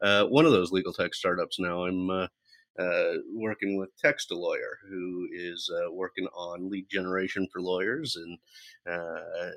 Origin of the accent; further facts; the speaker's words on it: Central Valley, California, United States; Born and raised in the Central Valley